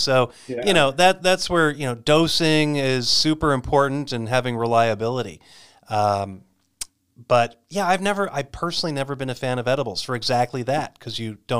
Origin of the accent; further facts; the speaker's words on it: Arizona, United States; Well, using my home state of Arizona as the example